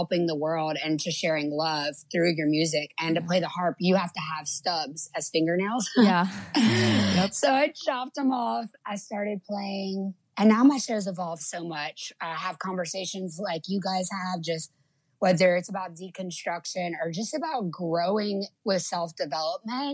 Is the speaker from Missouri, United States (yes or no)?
no; Lafayette, Louisiana, United States; also born or lived in Florida; I'm from a little town called Lafayette, Louisiana. And that's south.